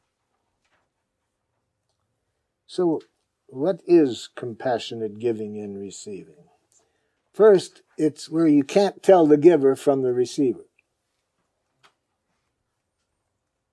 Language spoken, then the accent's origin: English; Detroit, Michigan, United States; Growing up in Detroit